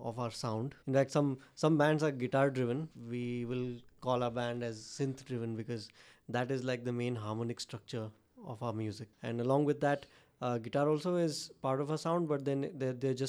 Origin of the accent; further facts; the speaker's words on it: Dharwad, Karnataka, India; it started off as a studio in my hometown in Dharwad